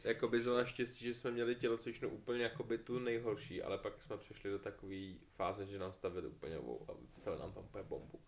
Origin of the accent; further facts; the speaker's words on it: Czechia; now in Slovakia; já, jako Češka na Slovensku